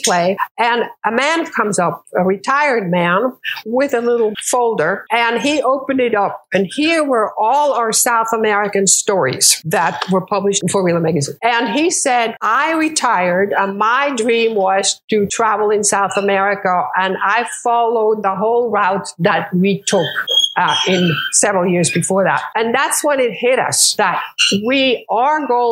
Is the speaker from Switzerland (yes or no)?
yes; Switzerland; moved away as an adult; also born or lived in Morocco / Minneapolis; I'm Swiss. I was born in Morocco. I did my school in Switzerland